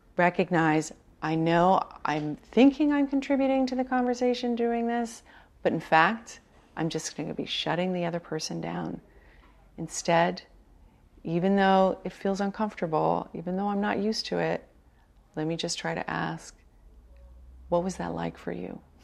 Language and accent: English; New York City, New York, United States; now in San Francisco, United States; I'm a Sagittarius from Brooklyn